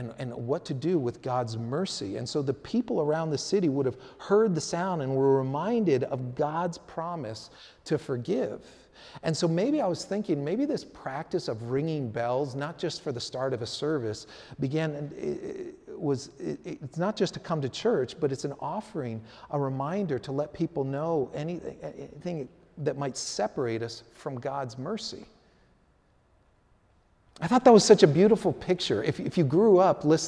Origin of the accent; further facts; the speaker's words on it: San Francisco, California, United States; I grew up playing soccer in the Sunset District in San Francisco